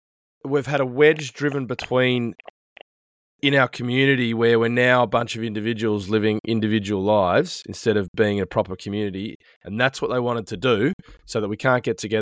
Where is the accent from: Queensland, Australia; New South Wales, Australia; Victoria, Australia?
New South Wales, Australia; Sydney; also born or lived in Melbourne; now in New Zealand; when I grew up in Sydney